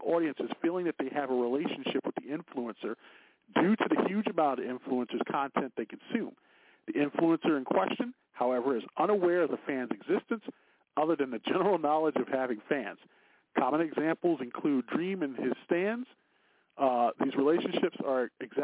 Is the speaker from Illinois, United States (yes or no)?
yes; Chicago, Illinois, United States; I grew up near the Jay's potato chip factory here in Chicago